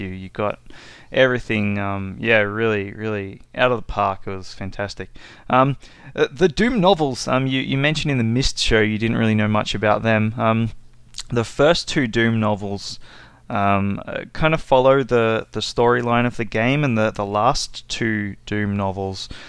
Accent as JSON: {"language": "English", "country": "Australia", "said": "I'm from Australia"}